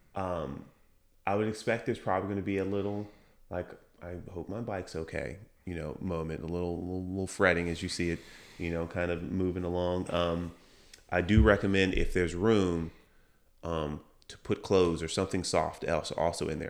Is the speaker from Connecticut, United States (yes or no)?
no; Chesterfield, Virginia, United States; I grew up in Chesterfield.